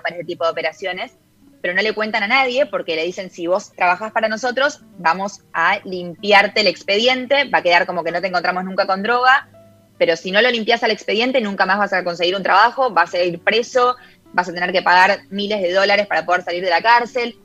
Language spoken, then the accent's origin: Spanish; Argentina; first language Spanish; moved away as an adult; now in United States; mi característica de ser argentina, de que el inglés está bien que vivo acá hace 10 años, pero no es mi primera lengua